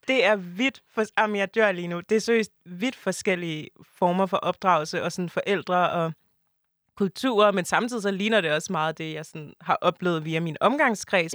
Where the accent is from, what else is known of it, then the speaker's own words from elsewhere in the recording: Denmark; also born or lived in Ivory Coast (family ancestry); jeg er stadig mere dansk end sådan mine forældre